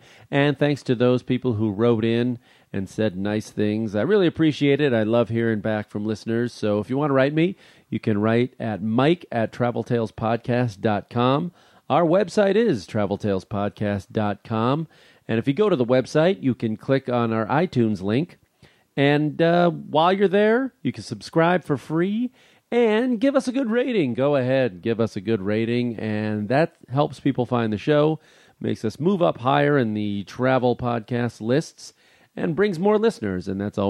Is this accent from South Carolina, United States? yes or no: no; Chicago, Illinois, United States; Because I'm from Chicago and there was a lot of Greeks there.